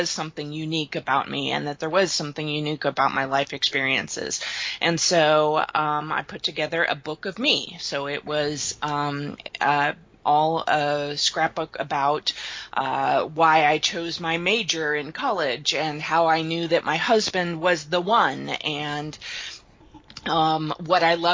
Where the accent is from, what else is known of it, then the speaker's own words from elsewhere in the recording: Kansas City, United States; In Kansas City. I've lived here since I was 3.